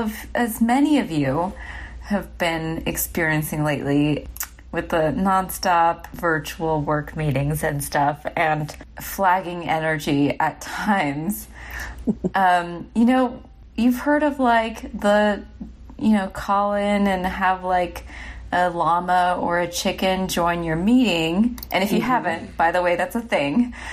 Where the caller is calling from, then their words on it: San Francisco, California, United States; And I'm calling in from San Francisco.